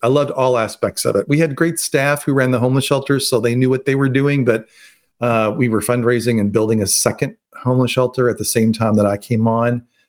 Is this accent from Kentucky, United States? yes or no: yes; Louisville, Kentucky, United States; also born or lived in Atlanta, Georgia; to go back home and to be with him as he recovers. And the moment I went back to my hometown